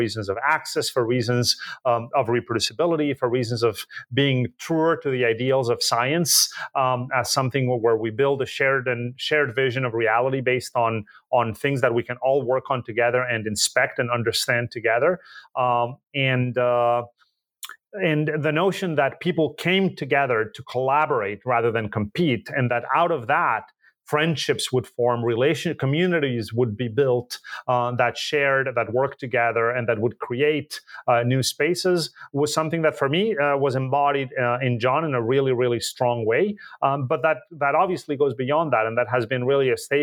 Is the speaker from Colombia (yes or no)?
yes; Colombia; moved away as an adult; also born or lived in Boulder, Colorado, United States; now in United States; I was born and raised in Colombia, and I came to the United States in the 90s to do a PhD in physics